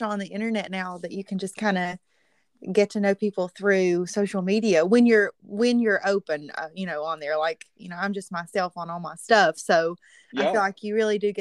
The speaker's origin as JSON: {"language": "English", "region": "Southern West Virginia", "country": "United States", "tie": "born or raised there", "said": "I'm from Southern West Virginia, and I grew up singing in church"}